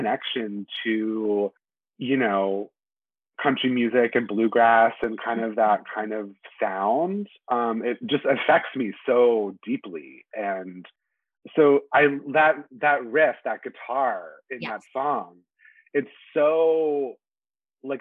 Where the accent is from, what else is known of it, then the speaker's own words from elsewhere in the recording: Charlotte, North Carolina, United States; moved away as an adult; now in Brooklyn, New York, United States; I grew up in North Carolina